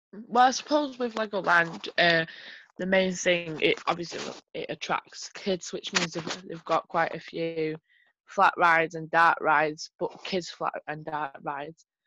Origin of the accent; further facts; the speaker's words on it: Manchester, North West England, United Kingdom; I'm from Manchester.